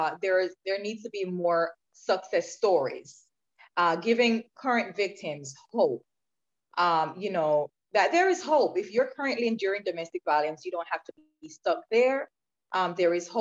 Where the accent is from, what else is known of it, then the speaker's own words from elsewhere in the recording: Clarendon, Jamaica; I grew up in a rural part of Jamaica called Clarendon. So I was born and raised in Jamaica.